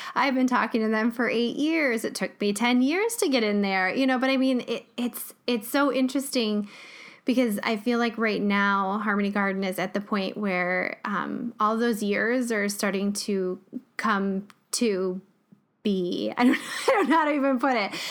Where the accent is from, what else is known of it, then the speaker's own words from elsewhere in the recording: Jackson, United States; my hometown